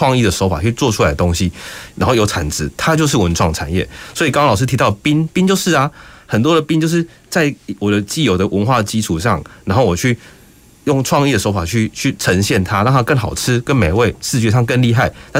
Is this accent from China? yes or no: no; Kaohsiung, Taiwan; 哪些东西是我高雄，我高雄人我骄傲这样子的一种一种地方。